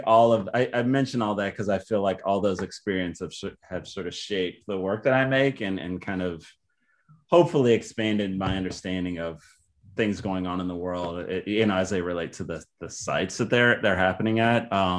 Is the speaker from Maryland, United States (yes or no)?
yes; Baltimore, Maryland, United States; born there; also born or lived in Texas / New York / Northern Virginia / Chicago; I guess I was born in Baltimore, but I also lived in Texas and upstate New York and Washington, D.C. area, like Northern Virginia.